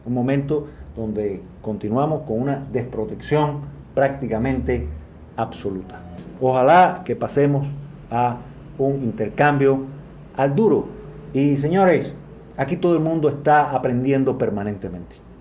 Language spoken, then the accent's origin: Spanish; Cuba; las personas que nos oponemos al Partido Comunista de Cuba